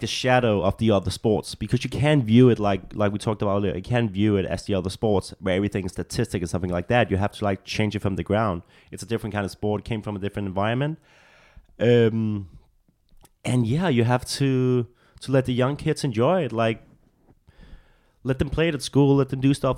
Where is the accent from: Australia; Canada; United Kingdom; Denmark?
Denmark; Copenhagen, Capital Region of Denmark; English is a second language; moved away as an adult; now in Los Angeles, United States; I'm from, I'm from the capital. I'm from Copenhagen.